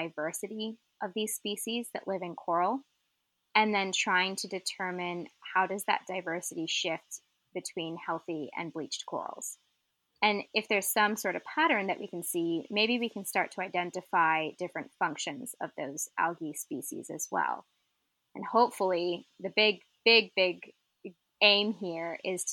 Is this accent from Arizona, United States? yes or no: yes; Arizona, United States; moved away as an adult; also born or lived in St. Petersburg, Florida; I grew up in Arizona, landlocked desert